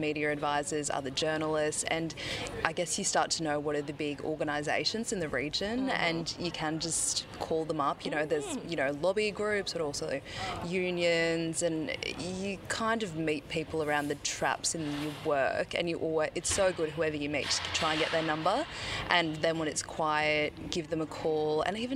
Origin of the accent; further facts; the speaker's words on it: Queensland, Australia; also born or lived in Torres Strait; I'm from Queensland, and that's where all my family's from